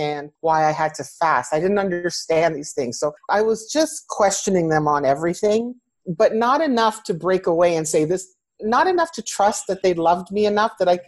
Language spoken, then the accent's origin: English; Canada; I am a Canadian woman of Greek heritage